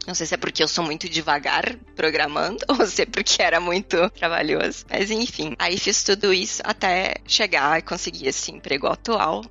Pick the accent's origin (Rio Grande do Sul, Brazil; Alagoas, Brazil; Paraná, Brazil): Rio Grande do Sul, Brazil; Caxias do Sul; moved away as an adult; also born or lived in Portugal; now in Rotterdam, Netherlands; eu nasci numa cidade que é o interior do Rio Grande do Sul, é Caxias do Sul, o nome da cidade